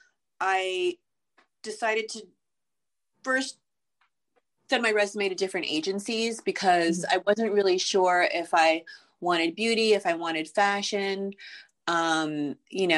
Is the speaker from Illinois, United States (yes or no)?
no; New York City, New York, United States; I grew up in Manhattan and in an apartment building